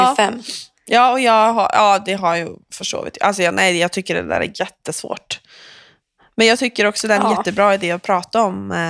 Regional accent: Sweden; jag är ju svensk.

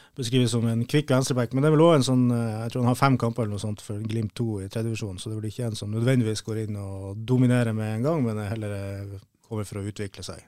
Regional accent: Tromsø, Troms, Norway; moved away; Jeg kom jo fra, fra Kvaløya, fra Tromsø. Der Kvaløya SK, som var et resultat av ei sammenslåing eh, mellom Kvaløysletta, som var min klubb

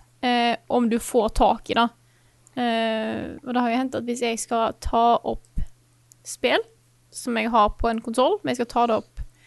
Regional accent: Stord, Vestland, Norway; moved away; hjemme på Stord

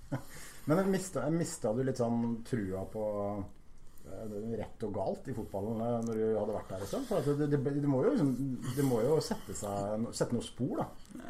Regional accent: Halden, Østfold, Norway; som haldenser og fotballmann

